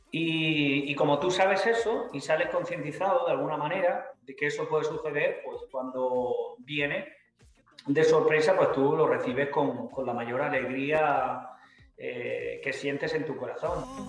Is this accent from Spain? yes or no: yes; Andalusia, Spain; mi tierra está muy presente